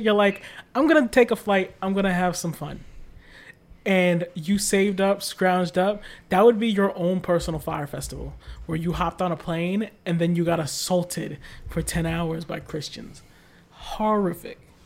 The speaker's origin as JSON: {"language": "English", "country": "United States", "said": "I'm American"}